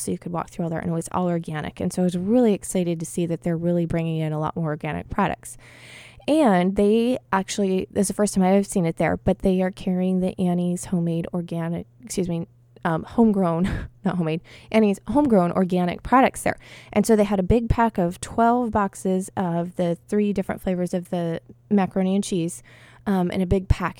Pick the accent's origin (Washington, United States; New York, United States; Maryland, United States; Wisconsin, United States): Washington, United States; Blaine, Washington, which is in my home state